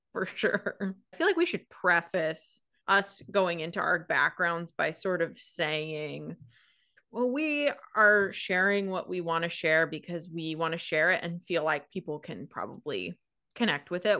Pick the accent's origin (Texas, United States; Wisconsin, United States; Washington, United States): Washington, United States; moved away as an adult; now in Oregon, United States; I grew up in Washington. I live in Oregon. I've always lived in this part of the mm. country, this part of the world.